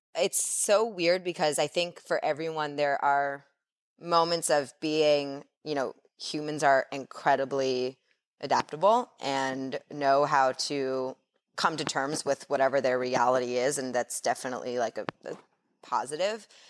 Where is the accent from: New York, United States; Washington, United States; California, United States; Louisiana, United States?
New York, United States; New York City; I grew up in New York